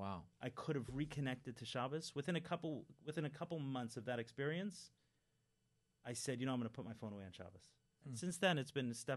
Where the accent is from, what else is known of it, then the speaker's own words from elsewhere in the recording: New York City, New York, United States; I grew up in Crown Heights